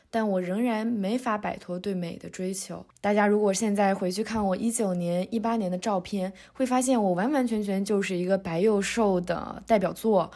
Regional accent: Northeast China, China; moved away; 咱们东北人就是有一个喜欢鼓励多吃饭的传统

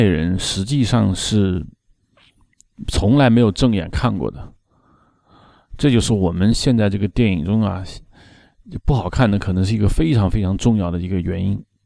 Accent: China; 我们中国人

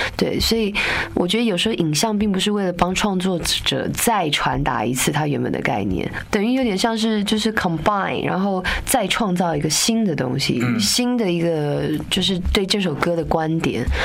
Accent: Taipei, Taiwan; 因为我是台北长大的，小孩子嘛，在台湾的北部

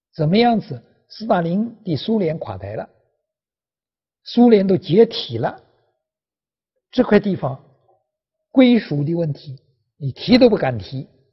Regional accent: China; 我是中国人

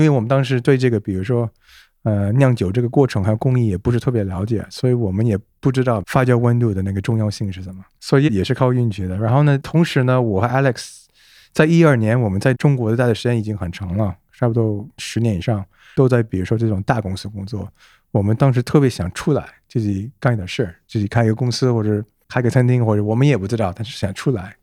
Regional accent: Canada; Chinese is a second language; moved away as an adult; now in Beijing, China; 我是在加拿大初创长大 我父母都是中国人，我的爸是香港，然后我妈是上海人

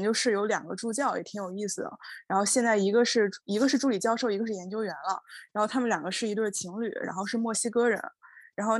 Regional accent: China; moved away as an adult; now in Japan; 整个年级只有我一个中国人这一届

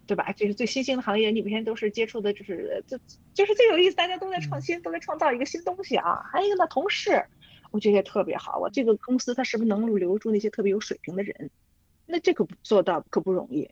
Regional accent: Beijing, China; also born or lived in Inner Mongolia; 就是我从小呢是和我姥姥长大的，在内蒙，我在内蒙生的，然后我是指，差不多六岁多去的北京啊，后来一直在北京

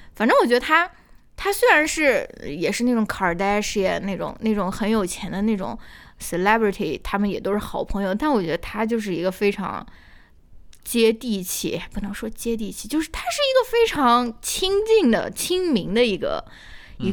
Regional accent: Shaanxi, China; accent: Shaanxi dialect; 我们陕西话就是瞎扯

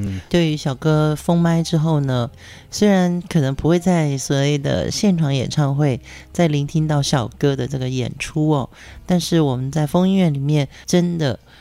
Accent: Pingtung, Pingtung County, Taiwan; moved away; 这一段日子我们都在屏东，是我的故乡

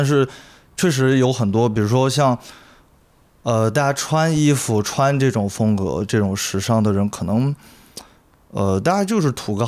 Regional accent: Chengdu, Sichuan, China; 对我不是那种特别骄傲说自己。这是成都人，然后土生土长成都人，然后成都说唱巴拉巴拉很牛逼

